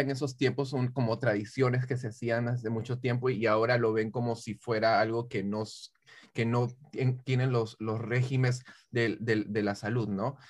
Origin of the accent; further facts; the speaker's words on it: Peru; moved away; yo soy peruano